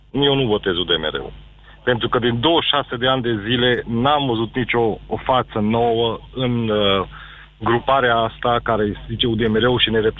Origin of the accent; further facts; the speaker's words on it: Târgu Mureș, Mureș County, Romania; also born or lived in Transylvania; sunt din Târgu Mureș